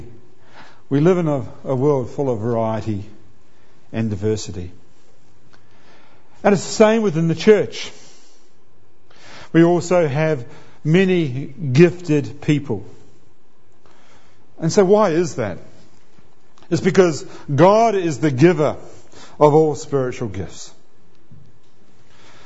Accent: New Zealand; now in Australia; I'm a New Zealander

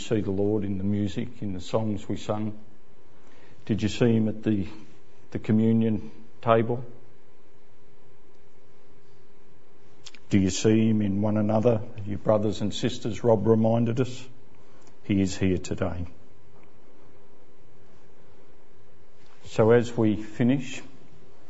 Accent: Ballarat, Victoria, Australia; I grew up in Ballarat

